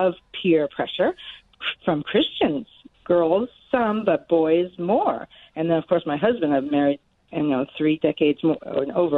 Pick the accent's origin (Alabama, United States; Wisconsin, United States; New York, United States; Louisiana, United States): New York, United States; New York City; now in Gary, Indiana, United States; as a youngster, I grew up in New York City.